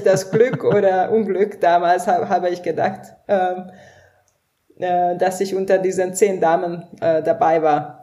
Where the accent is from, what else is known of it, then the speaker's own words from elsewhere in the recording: Hungary; now in Frankfurt, Germany; Ich komme ursprünglich aus Ungarn äh, und ähm, ja, der Name kommt auch aus Ungarn